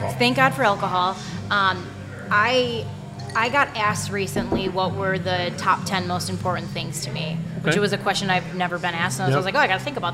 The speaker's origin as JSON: {"language": "English", "town": "Chicago", "region": "Illinois", "country": "United States", "said": "I'm from Chicago."}